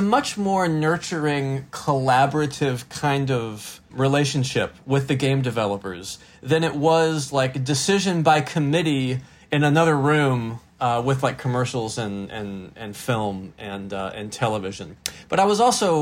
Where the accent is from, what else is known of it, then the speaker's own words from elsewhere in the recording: North Carolina, United States; also born or lived in Los Angeles, California; I'm from North Carolina